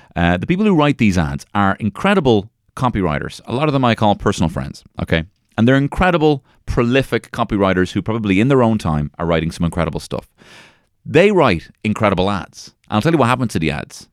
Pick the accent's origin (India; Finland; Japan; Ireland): Ireland; I'm the Irish carrot top